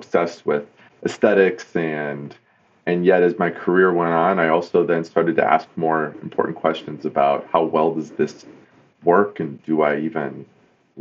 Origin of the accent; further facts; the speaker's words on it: East Coast, United States; moved away as an adult; now in Detroit, United States; I grew up on the East Coast, and I moved to the Motor City to be a car designer